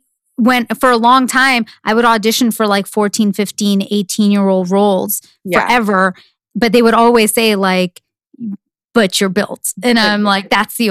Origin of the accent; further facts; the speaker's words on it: East Coast, United States; moved away as an adult; now in Los Angeles, United States; I grew up in the East Coast